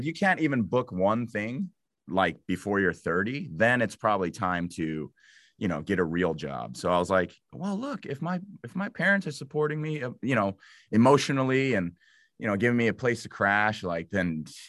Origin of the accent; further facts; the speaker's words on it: Los Angeles, California, United States; also born or lived in Illinois; I am from